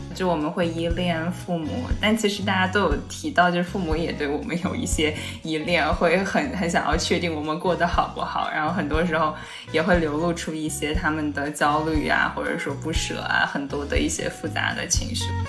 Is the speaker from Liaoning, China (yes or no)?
no; Urumqi, Xinjiang, China; also born or lived in Kunming / Massachusetts; now in Philadelphia, United States; 我大概人生的前，嗯，十几年都是在新疆乌鲁木齐长大的。然后那个算是我出生，然后比较成长的一个很久的一个地方